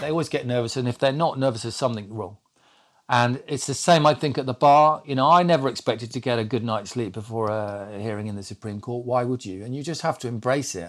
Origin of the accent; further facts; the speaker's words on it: Lincolnshire, East Midlands, United Kingdom; I was brought up in Lincolnshire because I say Master